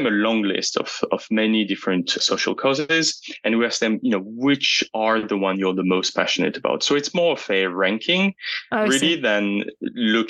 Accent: France; I'm from France, so I can tell you about this topic. I was raised in an environment where I was told, don't mention the concept of race

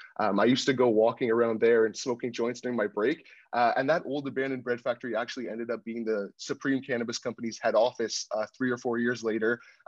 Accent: Toronto, Ontario, Canada; also born or lived in Oakville; I am from the suburbs. I grew up in Etobicoke and Oakville, so I never really explored the downtown core.

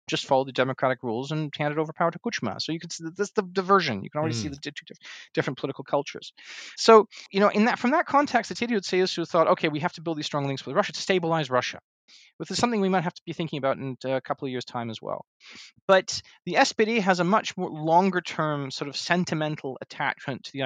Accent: Hanover, Lower Saxony, Germany; I'm from Lower Saxony. Lower Saxony is Volkswagen country.

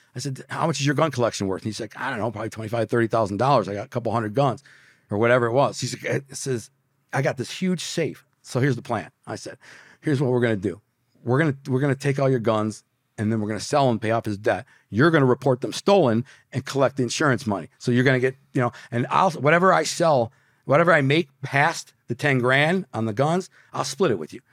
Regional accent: Detroit, Michigan, United States; moved away; also born or lived in Brooklyn, New York; I'm from Detroit

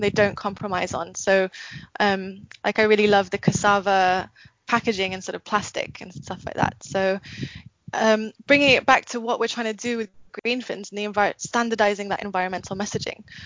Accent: Singapore; now in Philippines; I grew up in Singapore. My mum's from the Philippines

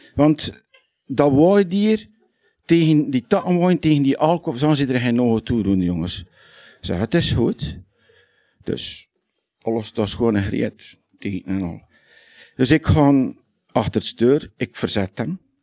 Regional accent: Lichtervelde, Flanders, Belgium; accent: West Flemish (Lichtervelde); now in Hoegaarden, Belgium; het is in het puur West-Vlaams, in het lichterveld. Ja? Want er zijn vele soorten West-Vlaams. En ik doe dat omdat ik in Brabant woon

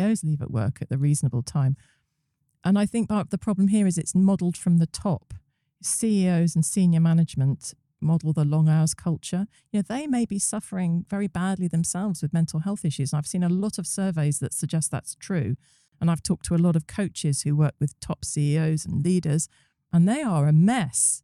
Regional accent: United Kingdom; us as Brits

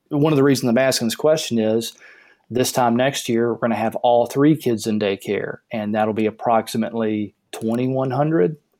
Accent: the South, United States; I grew up in the South

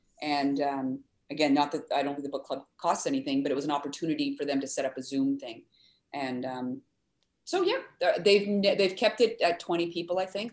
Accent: Ottawa, Ontario, Canada; now in Winnipeg, Canada; I grew up in Ottawa, but we'd come to Winnipeg to visit my aunt

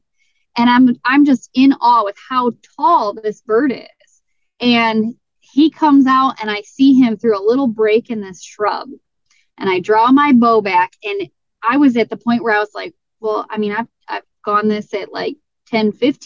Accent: Michigan, United States; I was from Michigan, that I drove 24 hours for these Rios

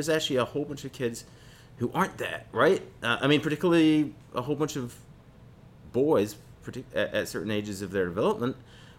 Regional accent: New Paltz, New York, United States; I grew up around New Paltz.

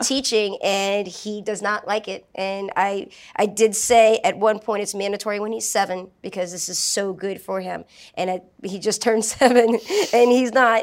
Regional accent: New Orleans, Louisiana, United States; I grew up in New Orleans

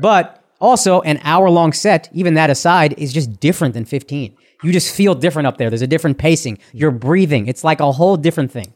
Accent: Texas, United States; as a Texan

